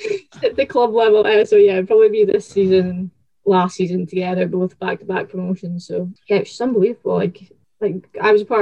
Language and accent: English; Aberdeen, Scotland, United Kingdom; Just born in Aberdeen and whole family from Aberdeen